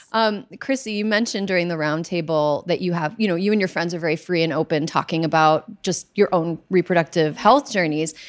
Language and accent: English; Wisconsin, United States; my home state of Wisconsin